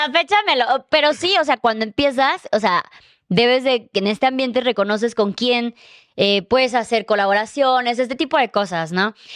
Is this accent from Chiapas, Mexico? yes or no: yes; Chiapas, Mexico; now in Mexico City, Mexico; venimos los dos de Chiapas